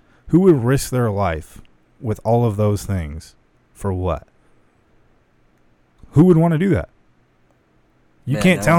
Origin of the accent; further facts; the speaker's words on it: Lake Havasu City, Arizona, United States; Especially growing up in Havasu.